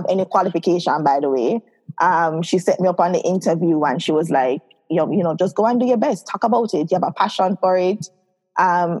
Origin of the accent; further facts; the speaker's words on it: Saint Catherine, Jamaica; also born or lived in Kingston, Jamaica; I grew up in Kingston for a bit, then I transferred over to St. Catherine. So I spent most of my life in St. Catherine.